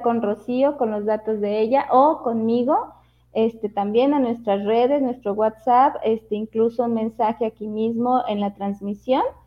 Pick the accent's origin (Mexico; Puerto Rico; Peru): Mexico; Durango; moved away; la ciudad de Durango, mi tierra natal